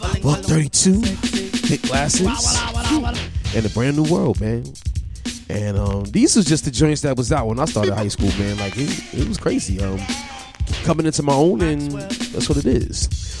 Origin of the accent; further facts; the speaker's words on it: New York City, New York, United States; I grew up in Brooklyn, Bedford-Stuyvesant. I went to high school at Paul Robeson High School.